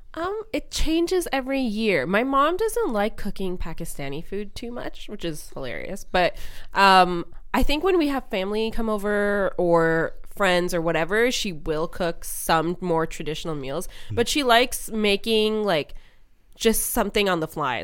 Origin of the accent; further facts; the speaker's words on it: Montreal, Quebec, Canada; I was born in Canada, so I was the only one born in Montreal.